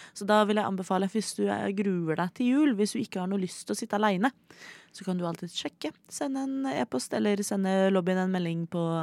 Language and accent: Norwegian; Oslo, Norway; jeg er fra Oslo